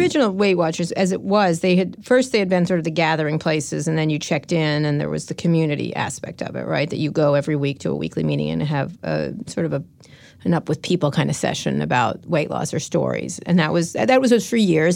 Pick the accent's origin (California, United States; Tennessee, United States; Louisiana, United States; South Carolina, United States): California, United States; San Francisco; I'm from San Francisco